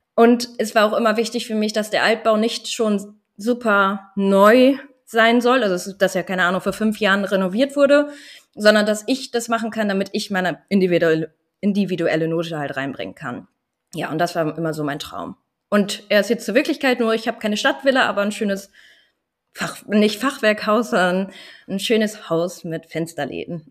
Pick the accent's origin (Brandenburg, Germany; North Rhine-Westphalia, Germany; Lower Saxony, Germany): Lower Saxony, Germany; Landkreis Vechta; moved away as an adult; ich bin 28 Jahre alt und ich komme aus dem Landkreis Fechter